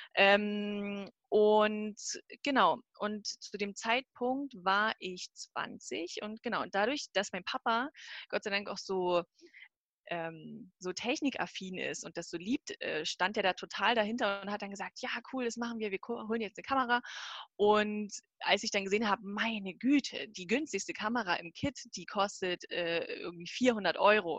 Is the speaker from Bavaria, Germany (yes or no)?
no; Bautzen, Saxony, Germany; also born or lived in Zwickau; ich komme ursprünglich aus der Nähe von Dresden, Bautzen